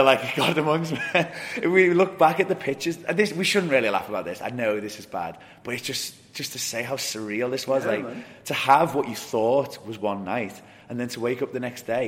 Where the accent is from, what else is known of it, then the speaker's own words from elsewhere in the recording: England, United Kingdom; I'm English